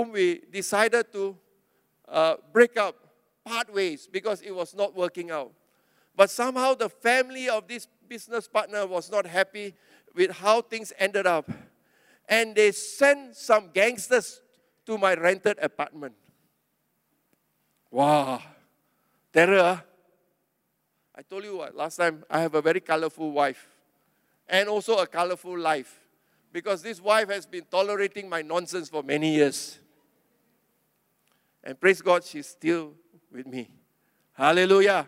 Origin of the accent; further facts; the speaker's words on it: Klang, Selangor, Malaysia; I was from Klang.